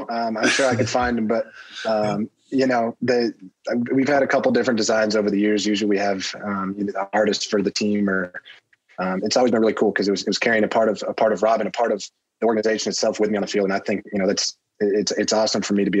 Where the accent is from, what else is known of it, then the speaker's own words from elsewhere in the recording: New York, United States; Syracuse, I'm 45 minutes from Syracuse is where I grew up. So always watching their games.